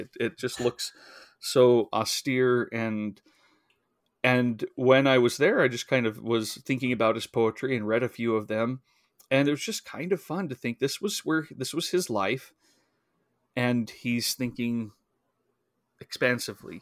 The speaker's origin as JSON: {"language": "English", "region": "Idaho", "country": "United States", "tie": "born or raised there", "said": "I grew up in Idaho"}